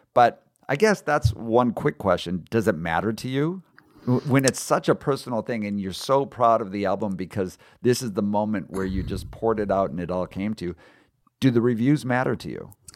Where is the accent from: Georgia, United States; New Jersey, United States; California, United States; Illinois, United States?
California, United States; San Diego; my hometown of San Diego